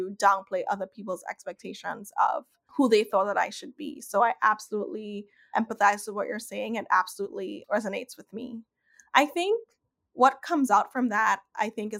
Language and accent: English; Trinidad & Tobago; moved away as an adult; I grew up in Trinidad. I grew up in the Caribbean. I was there till I was 19.